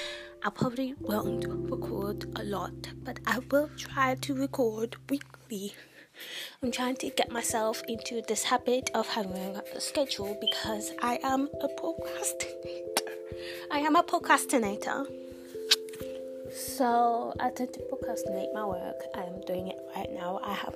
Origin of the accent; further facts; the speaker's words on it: United Kingdom; And as you can tell, I'm not American. I'm from the UK. I don't know if I have an accent, but if I do, do I have an accent?